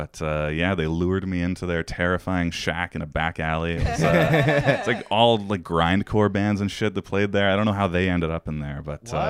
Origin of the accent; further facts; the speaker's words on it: Kelowna, British Columbia, Canada; moved away as an adult; also born or lived in Saskatoon, Saskatchewan; I went to high school in Kelowna. Elementary school, Saskatoon.